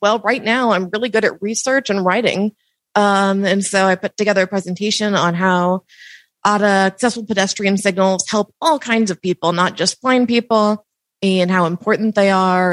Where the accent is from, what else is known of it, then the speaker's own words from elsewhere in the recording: Kansas City, Missouri, United States; moved away as an adult; now in Columbia, Missouri, United States; originally from Kansas City